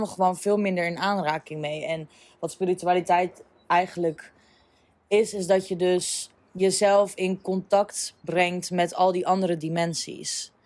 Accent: Apeldoorn, Gelderland, Netherlands; moved away as an adult; also born or lived in Amsterdam / Ibiza; ik ben opgegroeid in Apeldoorn. Eigenlijk specifiek in Uggelen, dorpje.

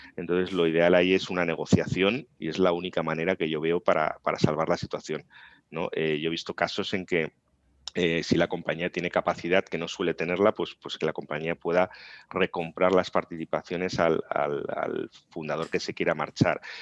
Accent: Tarragona, Catalonia, Spain; also born or lived in Navarra; yo nací en Tarragona

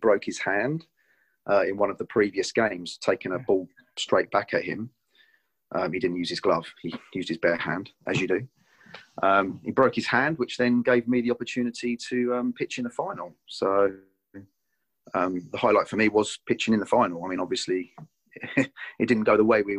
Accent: Tonbridge, South East England, United Kingdom; my hometown of Tonbridge

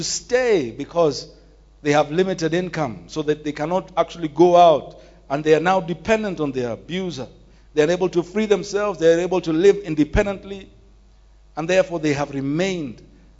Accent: Nairobi, Kenya; Growing up in Nairobi's Woodley Estate, sometimes in our houses we used to hear women screaming for help

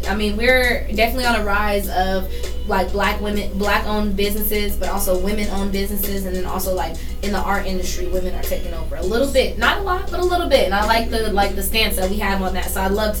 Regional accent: Denver, Colorado, United States; I grew up in Denver. So I'm not going to lie to you. I have a Southern family. I got that background.

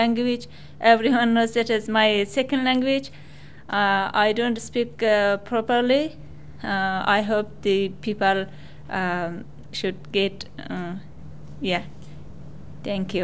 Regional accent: Afghanistan; moved away as an adult; now in Australia; I am from Afghanistan. I have been in Australia just for 1 year

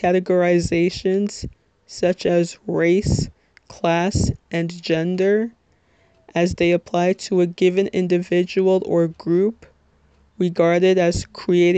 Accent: Little Ferry, New Jersey, United States; I am 22 years old, and I'm from Little Ferry, New Jersey, which, if you're not familiar with, it's in Bergen County

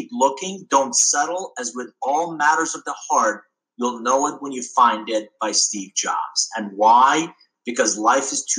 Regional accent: Iran; now in United States; I was born abroad. So I'm originally from Iran.

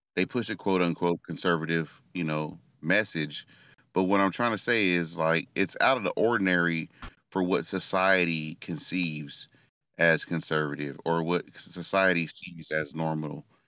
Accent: Stockton, California, United States; I'm from Stockton, California, and this is the hood

